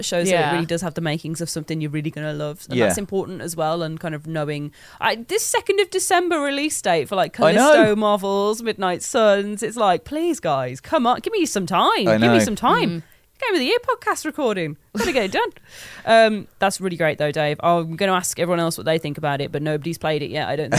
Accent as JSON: {"language": "English", "area": "Black Country", "region": "West Midlands", "country": "United Kingdom", "accent": "Black Country (Yam Yam)", "said": "I have a Black Country accent. It's a Yam accent."}